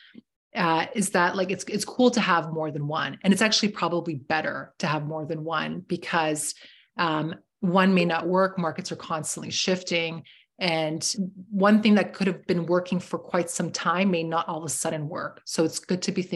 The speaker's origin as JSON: {"language": "English", "town": "Toronto", "region": "Ontario", "country": "Canada", "said": "I'm from Toronto"}